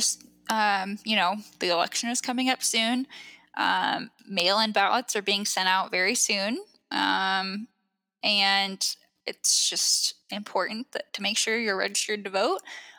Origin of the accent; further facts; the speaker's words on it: Pacific Northwest, United States; I am from the Pacific Northwest